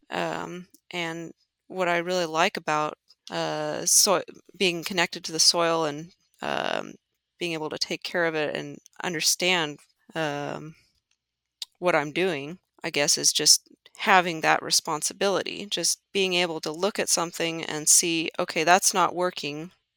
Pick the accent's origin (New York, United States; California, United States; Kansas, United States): Kansas, United States; northwest; I would be a fifth generation farmer in northwest Kansas. Uh, my family has been in this mm-hmm. area and around Oakley and North uh, since the 1800s